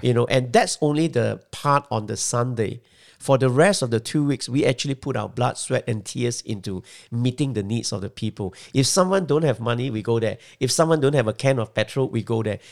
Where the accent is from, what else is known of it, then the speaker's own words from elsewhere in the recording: Malaysia; moved away as an adult; also born or lived in Singapore; now in Australia; Well, I was born in Malaysia, but I lived for the first twenty years of my life in Malaysia.